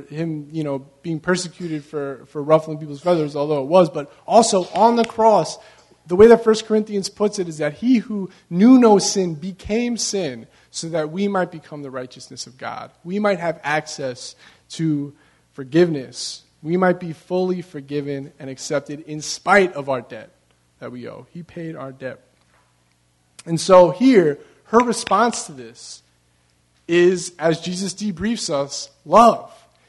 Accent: Long Beach, California, United States; You know, I'm originally from Long Beach, and at every single one of the ramps on the boardwalk, when you get off, there's a place for you to wash your feet off, right?

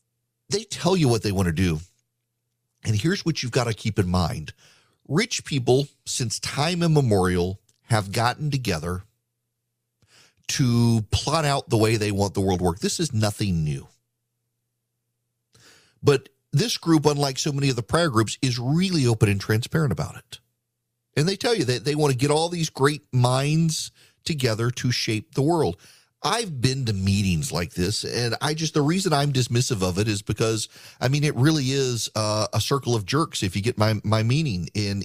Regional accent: Georgia, United States; I got to deal with some breaking news out of my home state because this is actually, this is really big news. Most of my affiliates, not all of them, are in Georgia.

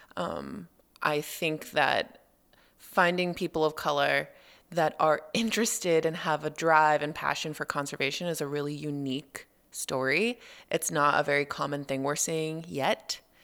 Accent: Los Angeles, California, United States; moved away; I grew up in Los Angeles

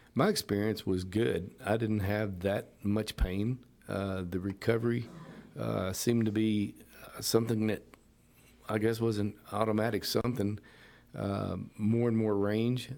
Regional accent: Pasadena, United States; I come from Pasadena, was raised in the area

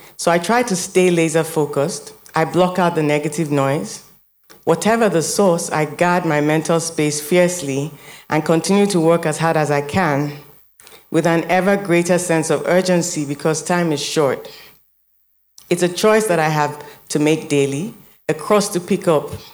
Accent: Nigeria

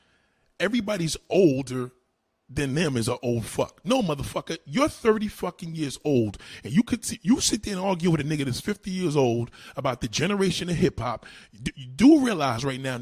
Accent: New York City, New York, United States; I'm from New York. I'm in New York City. I was born, raised here

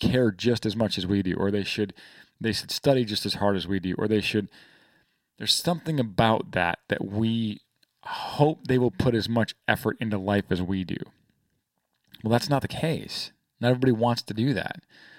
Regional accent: Michigan, United States; And we grew up together in Northern Michigan.

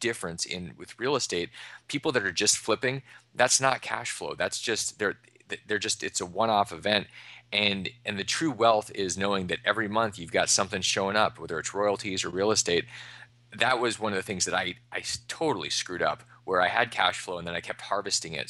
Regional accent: Alaska, United States; now in Austin, Texas, United States; I grew up in Alaska in the middle of the Arctic.

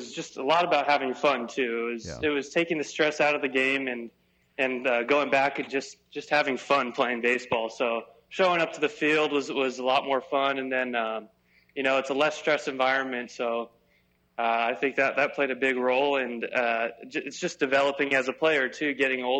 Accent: United States; us American guys

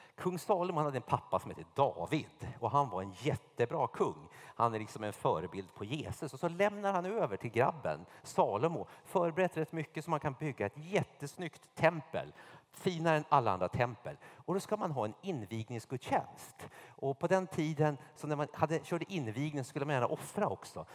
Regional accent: Sweden; also born or lived in United States / Märsta; alla av oss var så här medelklass-svenskar

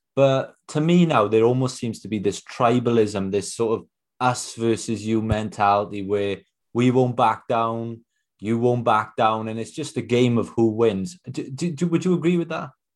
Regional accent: Wales, United Kingdom; I'm from Wales myself

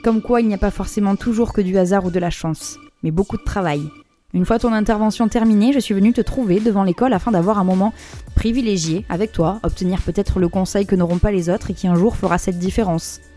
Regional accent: Bordeaux, Nouvelle-Aquitaine, France; moved away as an adult; also born or lived in Paris; chez moi, à Bordeaux. Je me décide à bosser dans un petit resto pour faire un peu d'argent, et me voilà, en septembre, direction Paris, à 19 ans

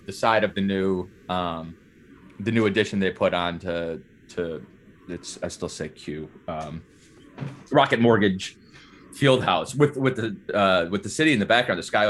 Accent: Cleveland, Ohio, United States; that's my hometown

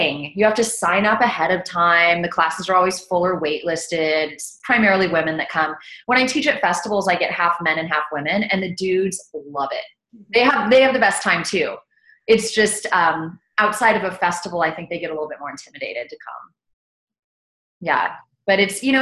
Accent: South Texas, United States; also born or lived in Austin, Texas; I grew up in South Texas, right along the border of Texas and Mexico.

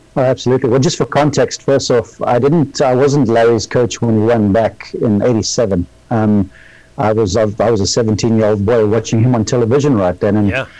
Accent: South Africa; moved away as an adult; now in Columbus, Georgia, United States; I was born in South Africa

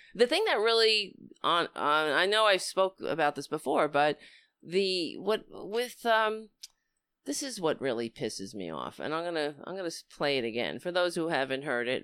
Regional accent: United States; as an American

